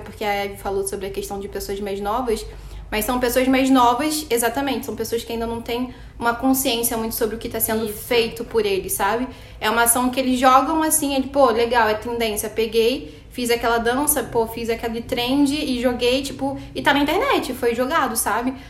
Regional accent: Duque de Caxias, Rio de Janeiro, Brazil; eu que sou do Rio de Janeiro, que venho da Baixada Fluminense e Caxias

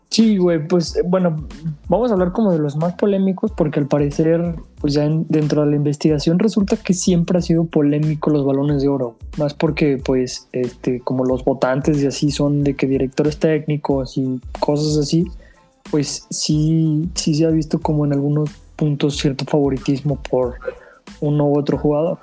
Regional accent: Mexico

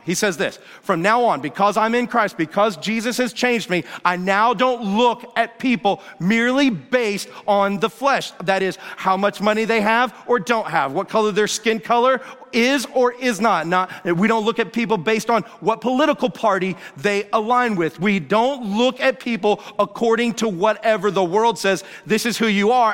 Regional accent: Atlanta, Georgia, United States; Growing up in Atlanta, Georgia

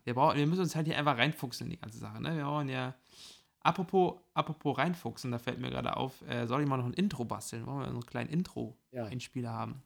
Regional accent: Mecklenburg-Vorpommern, Germany; now in South Africa; bei uns in MacPom

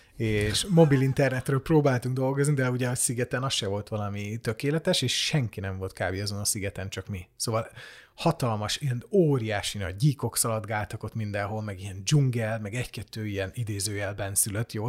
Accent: Hungary

